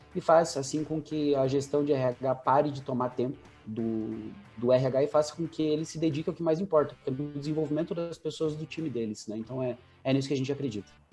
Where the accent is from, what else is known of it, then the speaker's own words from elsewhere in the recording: Campo Largo, Paraná, Brazil; also born or lived in Curitiba; eu sou nascido e criado em São Silvestre, que é um distrito de, de Campo Largo, aqui na, na, na, na região metropolitana de Curitiba